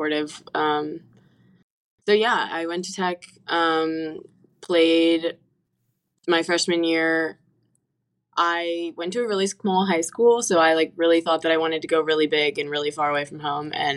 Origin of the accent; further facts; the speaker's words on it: Norfolk, Virginia, United States; I am from Norfolk